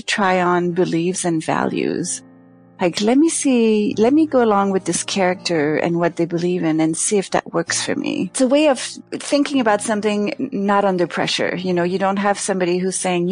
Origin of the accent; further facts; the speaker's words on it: Canada; now in New York, United States; I'm from Canada, so I guess I'm used to a certain amount of cold, even though I hated it when I was there